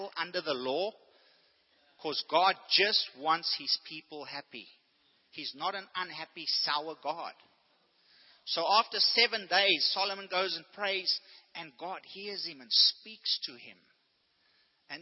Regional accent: South Africa; growing up in South Africa

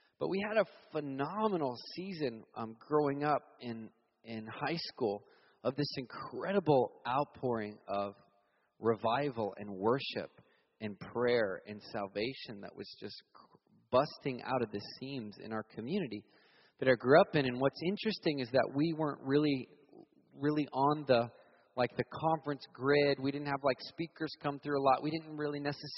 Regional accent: Virginia Beach, Virginia, United States; also born or lived in Montana; the season that I grew up in Virginia Beach

